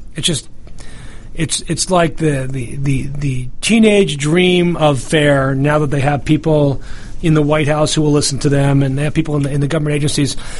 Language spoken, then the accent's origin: English; New York, United States; I'm from New York